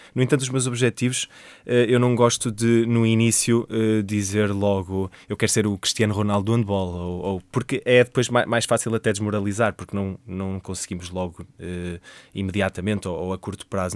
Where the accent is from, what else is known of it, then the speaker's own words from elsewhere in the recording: Coimbra, Centro, Portugal; sou natural de Coimbra, tenho 29 anos